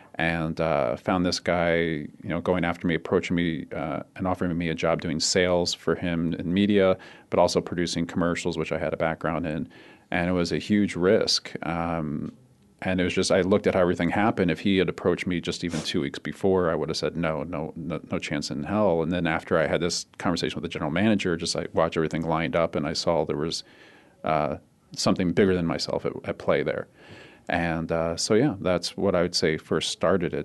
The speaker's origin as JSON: {"language": "English", "town": "Cherry Hill", "region": "New Jersey", "country": "United States", "tie": "born or raised there", "also_born_or_lived": "Philadelphia, Pennsylvania", "moved": "as an adult", "lives_now": "Arizona, United States", "said": "I grew up in southern New Jersey. Um, most of my time back there in a, in a s, a small town called Cherry Hill, which is across the river from Philly."}